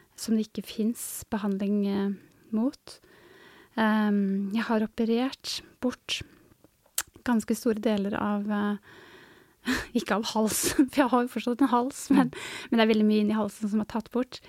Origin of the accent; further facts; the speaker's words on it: Hurdal, Akershus, Norway; moved away as an adult; now in Tysvær, Norway; Jeg kommer opprinnelig fra Hurdal, en bygd litt nord for Oslo